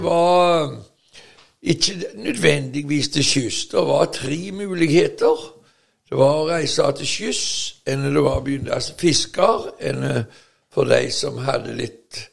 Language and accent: Norwegian; Veavågen, Rogaland, Norway; der som jeg vokste opp, i Veavågen på 50-tallet og 60-tallet